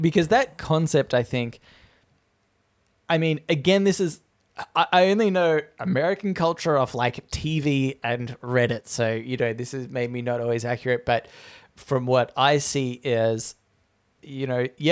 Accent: Australia; I'm an Australian.

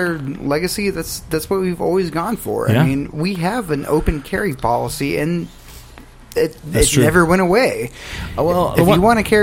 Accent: Arkansas, United States; I grew up in Arkansas

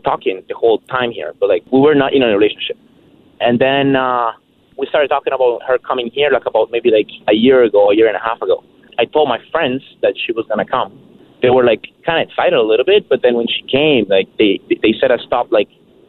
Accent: Colombia; English is a second language; I'm from Burlington. I'm from Colombia originally.

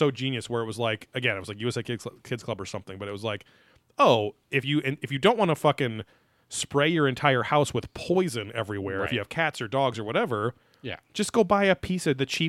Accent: United Kingdom; MUFON, because I'm British, and I say it with the French accent.

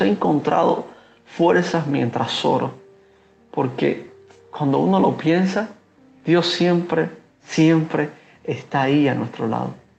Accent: Cuba; como pastor cubano

